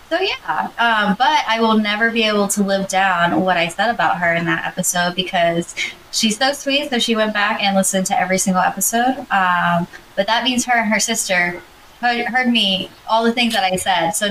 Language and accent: English; Georgia, United States; now in Philadelphia, United States; I'm from Georgia.